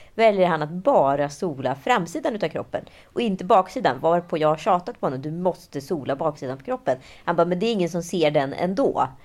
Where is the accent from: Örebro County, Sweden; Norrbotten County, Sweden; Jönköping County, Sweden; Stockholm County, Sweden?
Stockholm County, Sweden; Stockholm; att jag var från Stockholm, att jag var från Sverige